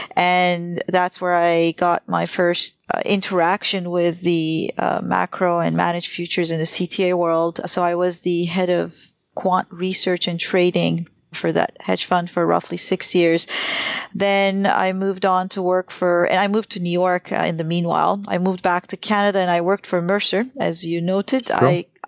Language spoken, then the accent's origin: English; Turkey; moved away as an adult; I started out my career as actually a trader in Turkey. I grew up in Turkey and I was a currency and bond trader.